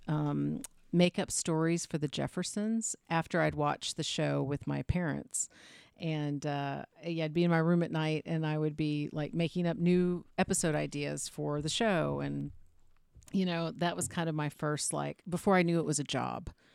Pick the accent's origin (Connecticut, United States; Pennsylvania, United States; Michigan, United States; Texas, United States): Texas, United States; Austin; moved away as an adult; also born or lived in Houston, Texas / Charleston, South Carolina / Atlanta, Georgia; now in Los Angeles, United States; I was born and raised in Texas, but I lived in the deep South